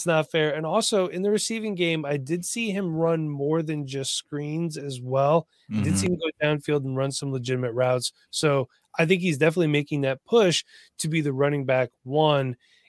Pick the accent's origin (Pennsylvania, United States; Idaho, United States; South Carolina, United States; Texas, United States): Pennsylvania, United States; from Pennsylvania. Yeah, don't listen to me.